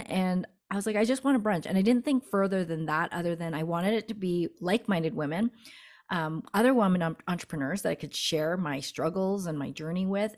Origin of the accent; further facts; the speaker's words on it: Canada; moved away as an adult; now in Denver, United States; my husband got a b, uh, work opportunity here in Denver, and we're from Canada